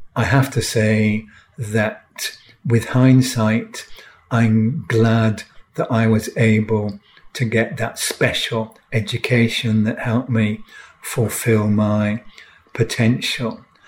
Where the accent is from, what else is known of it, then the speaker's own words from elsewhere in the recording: York, Yorkshire and the Humber, United Kingdom; I grew up in York in the 1950s